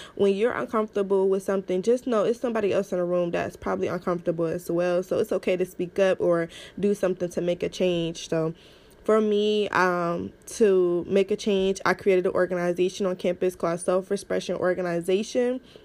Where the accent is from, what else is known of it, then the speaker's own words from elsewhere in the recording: Cleveland, Ohio, United States; I am from Cleveland, Ohio.